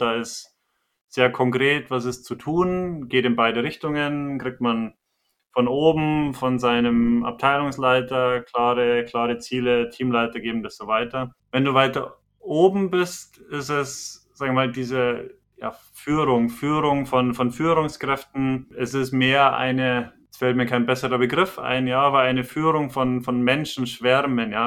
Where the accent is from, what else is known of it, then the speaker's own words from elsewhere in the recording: Bavaria, Germany; accent: Bavarian; Bin Bayer, kann man auch von dem Akzent her nicht, nicht ganz leugnen